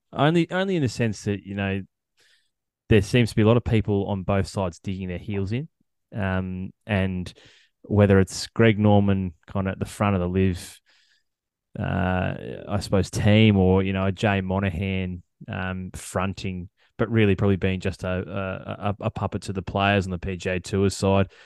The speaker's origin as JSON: {"language": "English", "country": "Australia", "said": "as an Australian golf fan"}